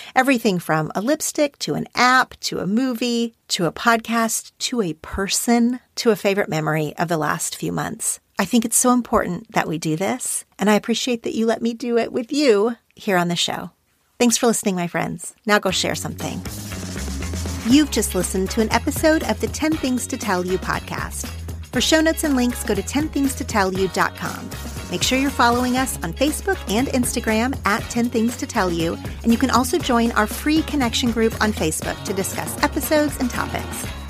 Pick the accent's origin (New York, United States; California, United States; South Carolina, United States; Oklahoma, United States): Oklahoma, United States; now in Los Angeles, United States; we're from this same tiny town in Oklahoma